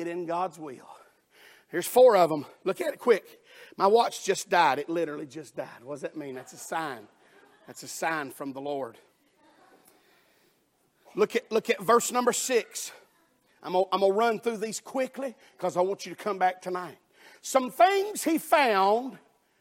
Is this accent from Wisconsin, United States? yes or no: no; Alabama, United States; I'm from Alabama